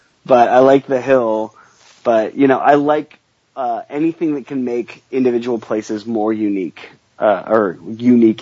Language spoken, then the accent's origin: English; Seattle, Washington, United States; I grew up watching games in the Kingdom